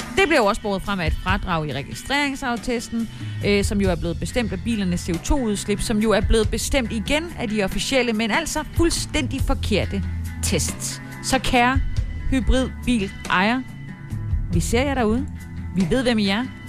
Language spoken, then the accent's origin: Danish; Haderslev, Southern Denmark, Denmark; moved away; Haderslev, min gamle hjemby